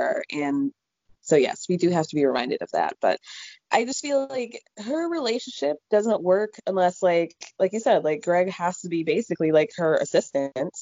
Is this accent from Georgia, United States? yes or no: yes; Atlanta, Georgia, United States; I grew up in Atlanta